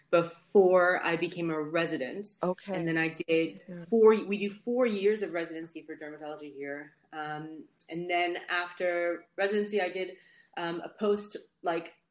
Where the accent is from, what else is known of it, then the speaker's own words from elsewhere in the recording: Netherlands; moved away as an adult; also born or lived in United States; now in London, United Kingdom; I'm originally from Holland, and that's where mm, I lived when I was younger. And then after I left the states, I went back to Holland. But then I came to sorry, I came to London for medical school, and I just stayed